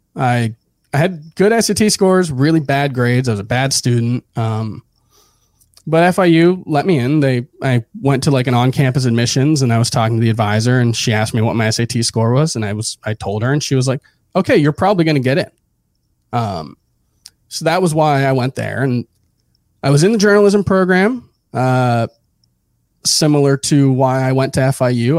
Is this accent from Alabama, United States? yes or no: no; Hialeah, Florida, United States; moved away as an adult; also born or lived in Miami / Broward; now in New York, United States; grew up in South Florida. I was born in Hialeah, Uh, lived in South Florida actually for the first thirty, thirty-one years of my life. Uh, just moved to New York a year and a half ago